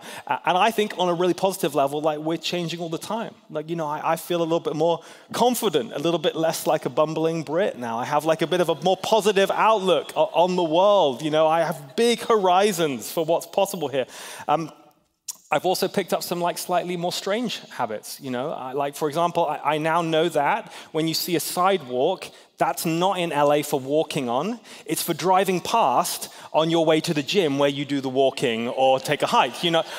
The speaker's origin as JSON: {"language": "English", "country": "Hong Kong", "tie": "born or raised there", "lives_now": "United States", "said": "I grew up in Hong Kong mostly."}